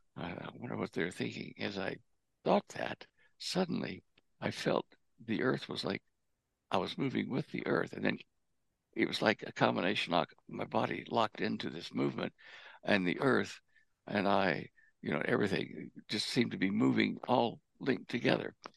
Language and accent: English; Texas, United States; moved away as an adult; also born or lived in Australia; now in Colorado, United States; I was born and raised in Texas